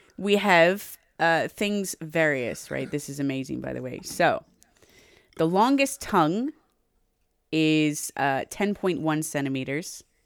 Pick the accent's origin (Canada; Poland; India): Canada; I'm Native Canadian. I'm also Canadian. And I'm English.